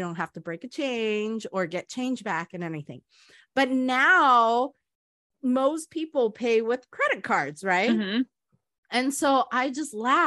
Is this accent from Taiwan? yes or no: yes; Taiwan; moved away; part of my life, I grew up in Taiwan